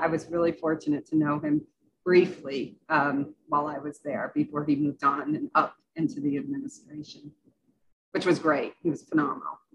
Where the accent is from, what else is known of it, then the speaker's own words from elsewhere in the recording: Western Massachusetts, United States; I grew up in Massachusetts, so it's in Western Massachusetts